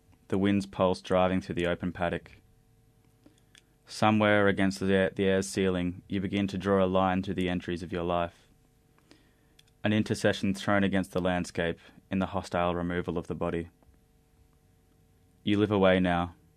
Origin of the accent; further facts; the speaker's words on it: Woodstock, Victoria, Australia; now in Melbourne, Australia; the farm that I grew up in Woodstock